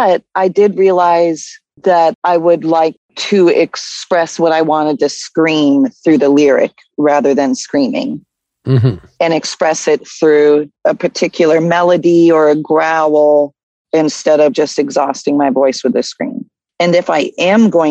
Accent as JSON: {"language": "English", "region": "Tennessee", "country": "United States", "tie": "born or raised there", "also_born_or_lived": "Claremont, New Hampshire", "moved": "yes", "lives_now": "Minneapolis, United States", "said": "we moved to Tennessee when I was six, but my mom is from Boston. So raised in Tennessee with a New England mother"}